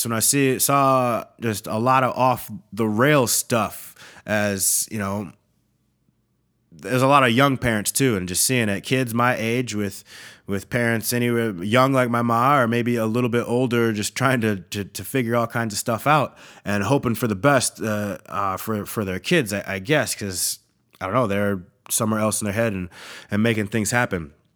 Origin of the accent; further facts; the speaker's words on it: Eau Claire, Wisconsin, United States; also born or lived in Minnesota / Freeport, Illinois; I'm from Minnesota, but, like, I'm really from Eau Claire